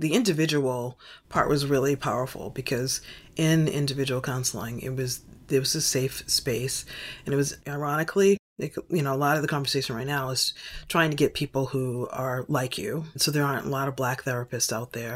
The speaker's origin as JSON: {"language": "English", "town": "Boston", "region": "Massachusetts", "country": "United States", "tie": "born or raised there", "moved": "yes", "said": "I was born in Boston, raised in Boston, and thought I'd never leave Boston"}